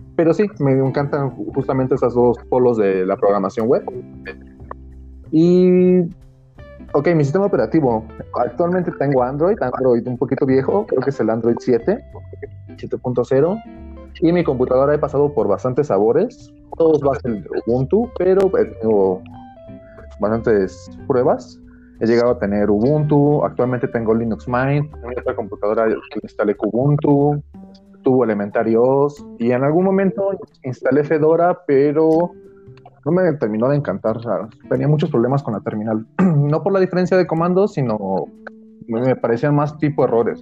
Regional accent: Mexico City, Mexico; soy chilango

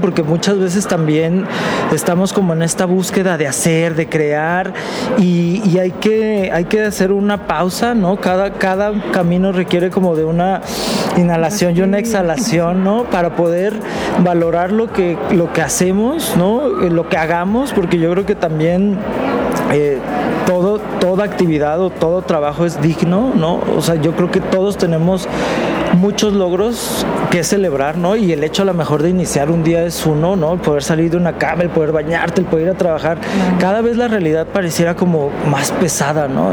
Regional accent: Jalisco, Mexico; nosotros como mexicanos, en nuestro caso como jaliscienses

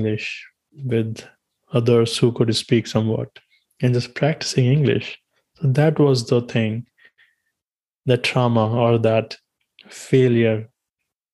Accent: India; English is a second language; moved away; growing up in India, we had our subjects

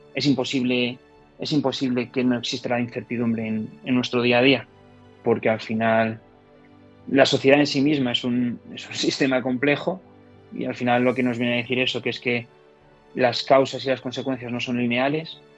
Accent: Gijón, Asturias, Spain; moved away as an adult; soy de Gijón. Me fui de Gijón con 18 años

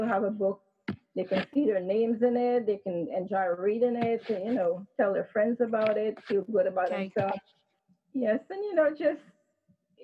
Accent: Guyana; now in United States; that's where I'm from

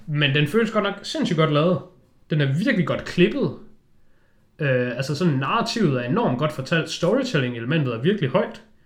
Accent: Denmark; jeg er jo bare en dansker

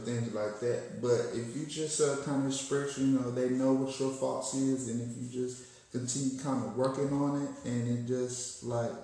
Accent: Arkansas, United States; I'm from Arkansas.

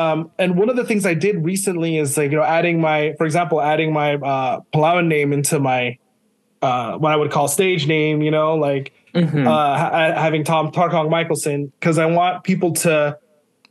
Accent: Palau; first language English; also born or lived in Maine, United States / Hawaii, United States; now in California, United States; I was born in Maine, in the States, but we moved out to the islands to Micronesia when I was like 5 months old. So I was raised out there

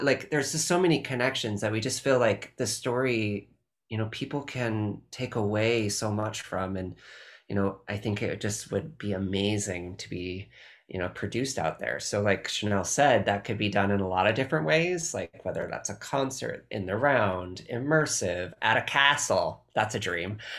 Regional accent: California, United States; I'm very Californian

